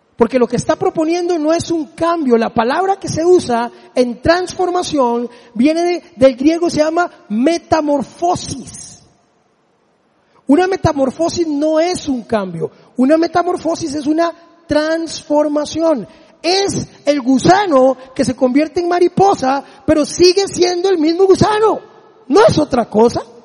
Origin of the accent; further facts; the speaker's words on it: Desamparados, San José, Costa Rica; mi pueblo ahí en Desamparados